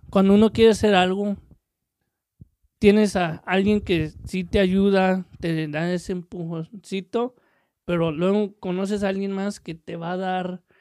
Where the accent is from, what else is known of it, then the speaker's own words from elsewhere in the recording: Mexico; uno viene de México, yo, y no sé muy bien el inglés